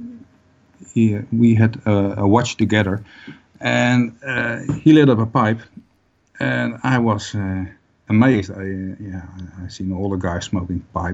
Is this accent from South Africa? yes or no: no; Netherlands; born and raised. Yep. I'm living in the Netherlands for 50 years now